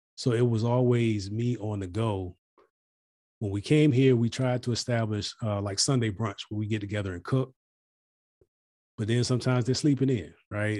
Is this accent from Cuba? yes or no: no; United States; as an American